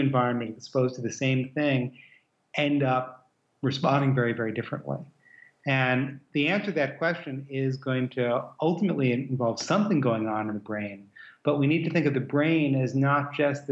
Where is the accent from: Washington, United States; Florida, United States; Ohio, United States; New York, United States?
New York, United States; moved away; also born or lived in Midwest / West Coast / American South / Europe; I grew up in New York, very multicultural place